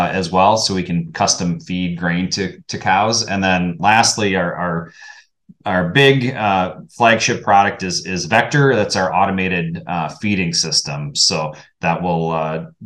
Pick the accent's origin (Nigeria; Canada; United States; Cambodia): United States; Wisconsin; Born and raised in Wisconsin